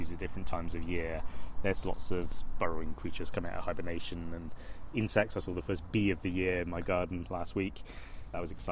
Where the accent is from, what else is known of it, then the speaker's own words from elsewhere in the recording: Bristol, South West England, United Kingdom; I grew up in Ashton underneath the Cumberland Basin.